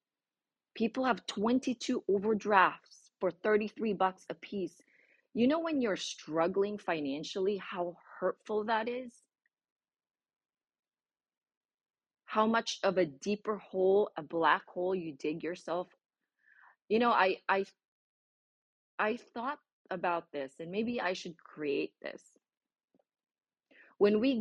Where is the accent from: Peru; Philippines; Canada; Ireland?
Philippines; English is a second language; moved away as an adult; now in United States; I already had spoken a lot of English, broken once in the university that I was in, the Philippines, because that was our medium of instruction